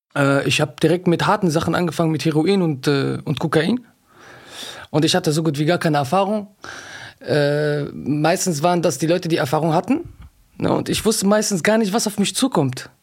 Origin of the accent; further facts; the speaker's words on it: Düsseldorf, North Rhine-Westphalia, Germany; 31 Jahre alt, ich komme aus Düsseldorf.